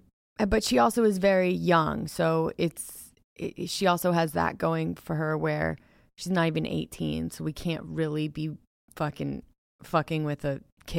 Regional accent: United States

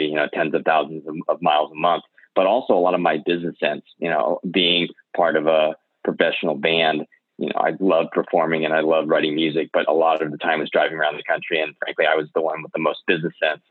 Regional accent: Bay Area, California, United States; growing up in the Bay Area

